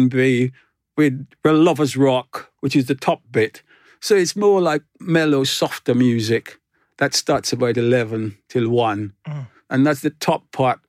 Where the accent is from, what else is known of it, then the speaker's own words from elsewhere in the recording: Grenada; also born or lived in London, United Kingdom; now in Cornwall, United Kingdom; I was born in Grenada, I wasn't born in Jamaica